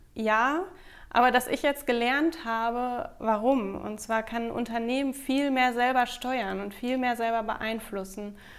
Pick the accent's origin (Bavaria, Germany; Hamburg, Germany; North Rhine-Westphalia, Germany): North Rhine-Westphalia, Germany; Bad Driburg; Ich bin in Bad Triburg auf dem Xava zur Schule gegangen